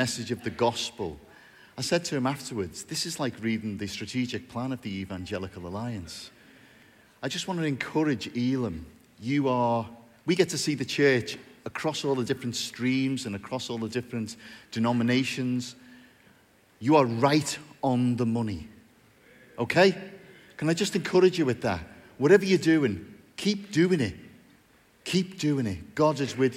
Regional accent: Bootle, North West England, United Kingdom; I'm from a place called Bootle in North Liverpool. Yes. Where there is a very strong Pentecostal presence, you'll be glad to hear. I was born in Bootle, raised there, went to school there occasionally

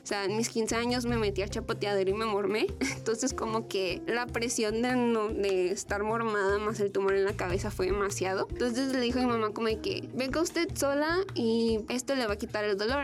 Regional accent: Los Mochis, Sinaloa, Mexico; yo soy de provincia, yo soy de los Mochis

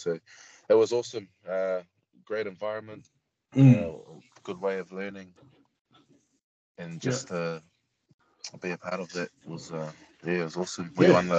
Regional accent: New Zealand; Growing up in New Zealand, just going through the age grade

